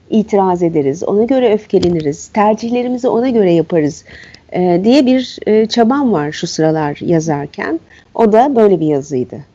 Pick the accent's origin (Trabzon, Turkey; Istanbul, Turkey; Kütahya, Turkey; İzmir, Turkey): Istanbul, Turkey; E, köy nedir bilmem e, şehirde büyüdüm. Şehrin çeşitli hallerini biliyorum ve insana göre olmadığını da e, anlayacak tecrübem bir İstanbullu olarak.